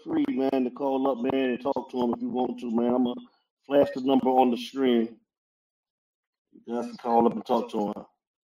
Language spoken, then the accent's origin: English; Avon Park, Florida, United States; Avon Park, Florida. This is where I'm from, my hometown, man.